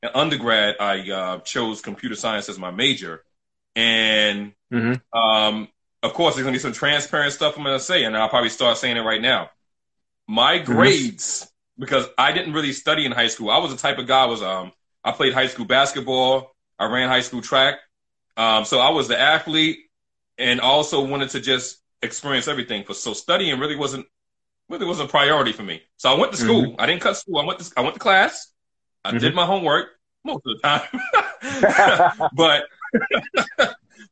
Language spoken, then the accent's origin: English; New York City, New York, United States; also born or lived in Bronx; I was born in the Bronx, but I grew up in Brooklyn